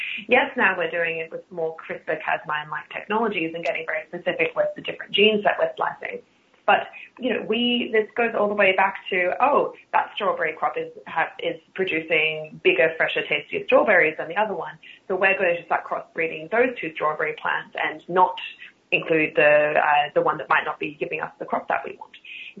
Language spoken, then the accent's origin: English; Australia; accent: Australian; In my Australia, in my Australian accent, R's aren't a thing that exists in the first place.